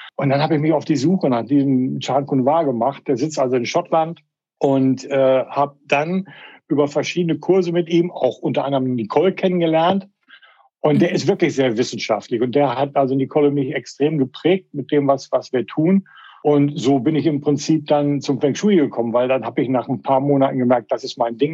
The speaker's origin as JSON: {"language": "German", "town": "Paderborn", "region": "North Rhine-Westphalia", "country": "Germany", "tie": "born or raised there", "also_born_or_lived": "Melbourne, Australia", "moved": "as an adult", "said": "Paderborn, wo ich groß geworden bin"}